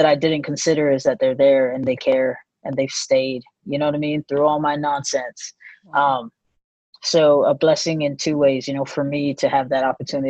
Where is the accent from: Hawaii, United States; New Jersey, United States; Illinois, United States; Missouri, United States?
Hawaii, United States; now in California, United States; I was born and raised in Hawaii